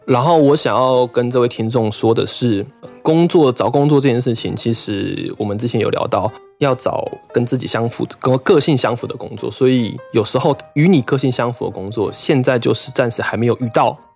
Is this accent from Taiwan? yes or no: yes; Taiwan; moved away as an adult; now in Japan; 我老家附近的土地公哎。跟我从小拜拜拜到大的关公庙